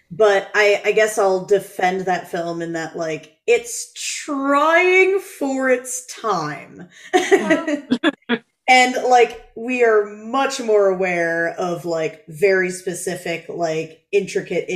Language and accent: English; Connecticut, United States; moved away; also born or lived in New York City; I grew up in Connecticut, and then I was in New York City